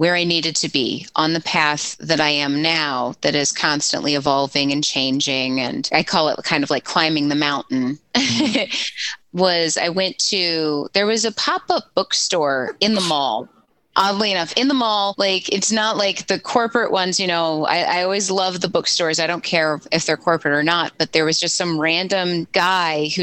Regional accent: St. Louis, Missouri, United States; also born or lived in St. Peters, Missouri; I'm from St. Louis

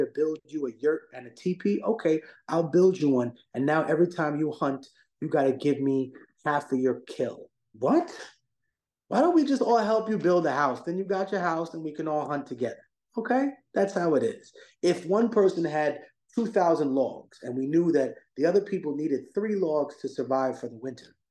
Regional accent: Peru; I was born in Peru

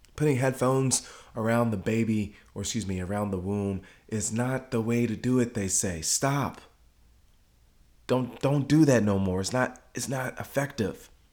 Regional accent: Ghana; now in Dallas, United States; home for me is Ghana. Okay, my mom is from Ghana uh, my family's from Ghana. I'm from Ghana

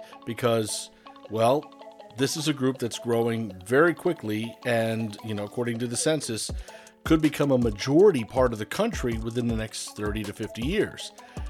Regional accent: Puerto Rico; first language English; even though I was born in Puerto Rico, English is my first language, so I always preferred the news and or sports in English.

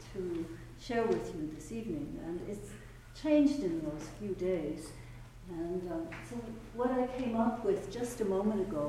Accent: Vancouver, British Columbia, Canada; also born or lived in Toronto; now in United States; I'm originally from Vancouver, but then I came across many, many years ago and started at the temple when I was in Toronto.

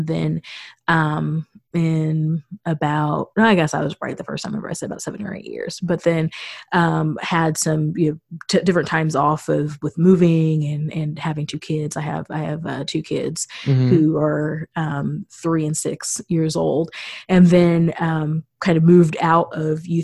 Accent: Missouri, United States; moved away as an adult; now in Chicago, United States; I'm a native Missourian

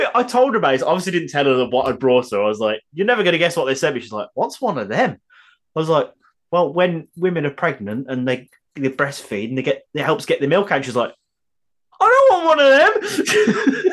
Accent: United Kingdom; I am British

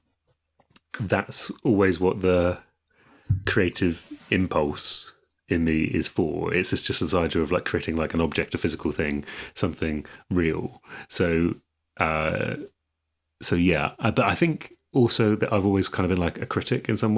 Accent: East of England, United Kingdom; growing up in England at that time

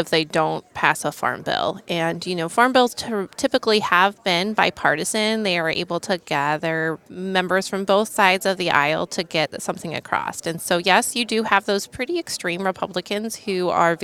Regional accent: Ohio, United States; my home state here of Ohio

